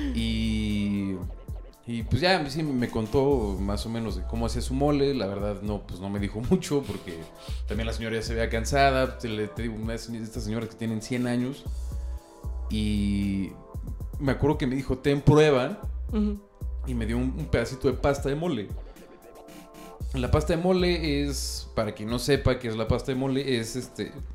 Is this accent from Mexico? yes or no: yes; Mexico; soy 100% mexicano, hijo de, nieto de españoles